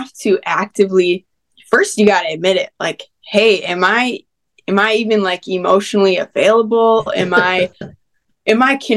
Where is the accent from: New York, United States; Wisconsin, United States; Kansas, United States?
Wisconsin, United States; Niagara; moved away; I'm from way up north in Wisconsin, a little town called Niagara, and it's right on the border of Upper Michigan